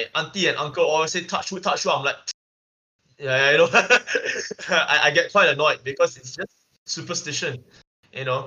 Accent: Singapore; us as Singaporean Christians

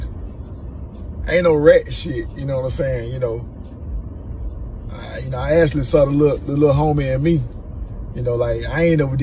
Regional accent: Macon, Georgia, United States; I'm from Macon. From Macon, Georgia. From the west side of Macon

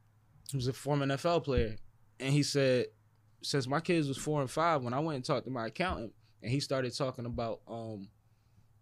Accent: Philadelphia, Pennsylvania, United States; I'm from uptown.

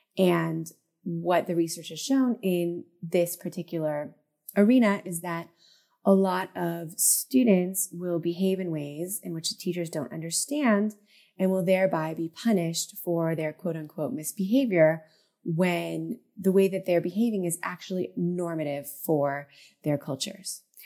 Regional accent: Southern California, United States; moved away as an adult; also born or lived in central Israel; now in Israel; my hometown in Southern California

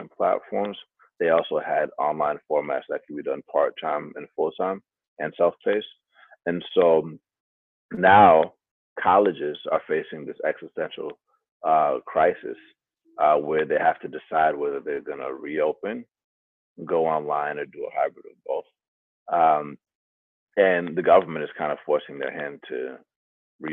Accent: Atlanta, Georgia, United States; I grew up in Atlanta

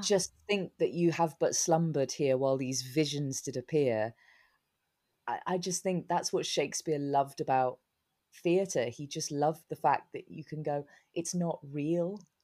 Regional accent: Newbury, South East England, United Kingdom; moved away; also born or lived in London; This tiny little place called, um, Newbury

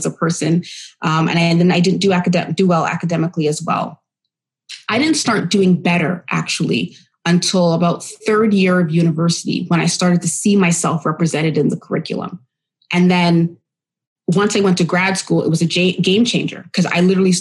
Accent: Oshawa, Ontario, Canada; also born or lived in Winnipeg, Manitoba / Bowmanville, Ontario / Pickering, Ontario; now in Ajax, Canada; When we moved to Ontario, I was raised actually in Curtis, Oshawa, and even Bowmanville

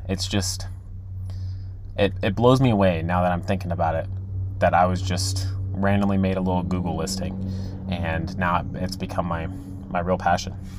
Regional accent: Texas, United States; I'm from Texas

